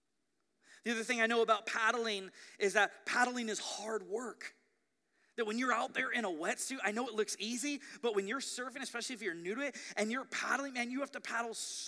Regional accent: Ventura, California, United States; growing up in Ventura

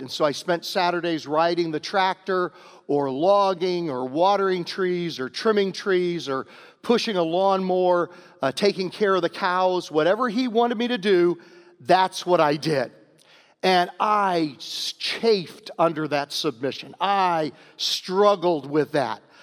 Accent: Virginia, United States; moved away; also born or lived in Homer, New York; I'm from Virginia

